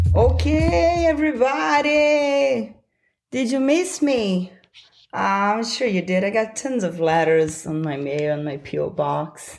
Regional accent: Brasília, Federal District, Brazil; moved away; my hometown, Brasilia

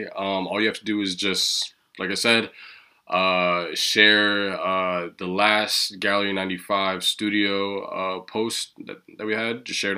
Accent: Kansas, United States; I'm not from Kansas City, but I am from Kansas, and there's nothing really going on.

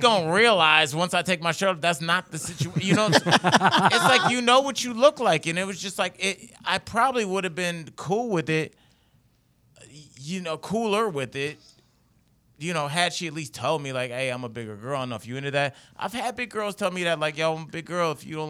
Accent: Midwest, United States; I'm from the Midwest.

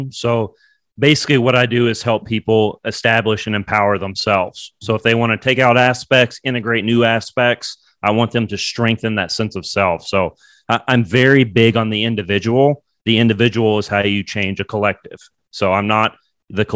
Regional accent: Bowling Green, Kentucky, United States; moved away; also born or lived in New York; I'm from Bowling Green, Kentucky

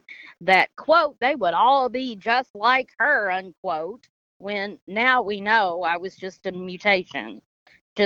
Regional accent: Henderson, Kentucky, United States; I'm from Henderson, Kentucky

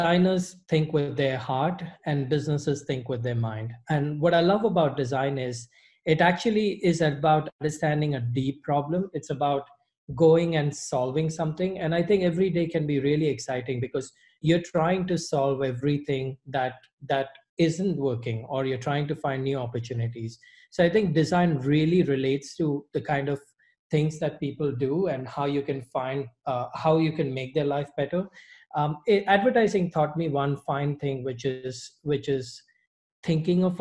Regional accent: Mumbai, Maharashtra, India; moved away as an adult; also born or lived in Middle East / Dubai / Singapore / Savannah; I'm originally from Bombay, India. I was born and raised there.

